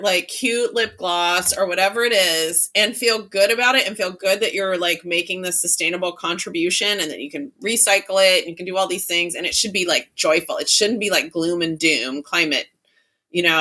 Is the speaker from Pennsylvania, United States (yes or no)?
no; Texas, United States; I grew up in Texas in the 80s